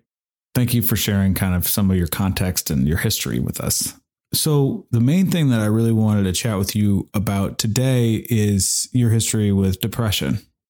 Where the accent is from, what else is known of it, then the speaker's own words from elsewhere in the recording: Omaha, Nebraska, United States; now in Rough and Ready, United States; I feel very similarly as far as the safety is concerned about growing up in Omaha, Nebraska. It's very safe, although I was definitely not first generation.